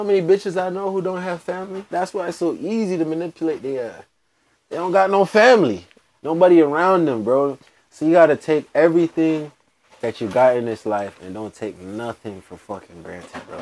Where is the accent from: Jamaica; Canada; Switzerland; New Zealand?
Jamaica; now in United States; I'm Jamaican